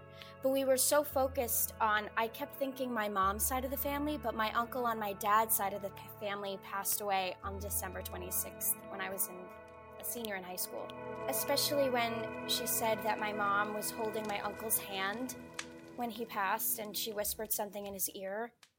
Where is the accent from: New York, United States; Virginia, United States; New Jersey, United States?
New York, United States; Staten Island; I'm from Staten Island, New York.